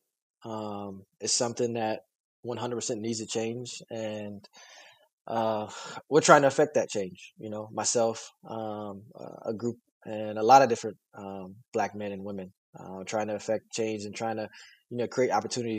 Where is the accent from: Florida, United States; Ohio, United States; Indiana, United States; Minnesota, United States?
Indiana, United States; Fort Wayne; it's the city that I grew up